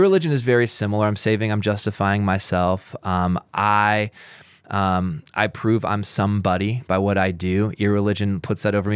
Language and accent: English; Pacific Northwest, United States; now in Utah, United States; I grew up in the Pacific Northwest